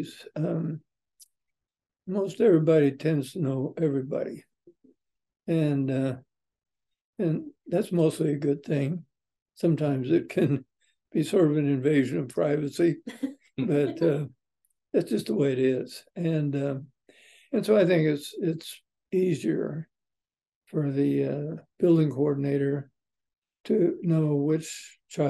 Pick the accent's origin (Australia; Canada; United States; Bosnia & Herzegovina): United States; Hastings, Nebraska; also born or lived in St. Paul, Nebraska; I grew up in Hastings, but I lived in St. Paul, Nebraska for 5 years during World War II when my dad was overseas